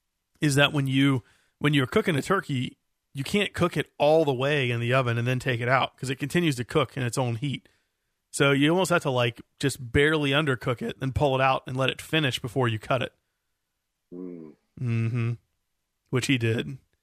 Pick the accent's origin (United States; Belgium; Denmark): United States; I think it's because it's said in America, you know, by us Americans.